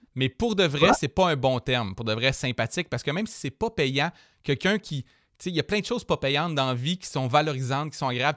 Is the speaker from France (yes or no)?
no; Jonquière, Quebec, Canada; quand j'étais jeune, moi justement au Saguenay